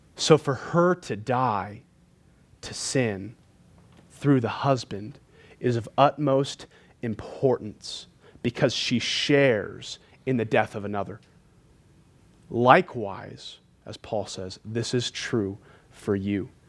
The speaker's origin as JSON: {"language": "English", "region": "California", "country": "United States", "moved": "yes", "lives_now": "Montana, United States", "said": "I'm from California"}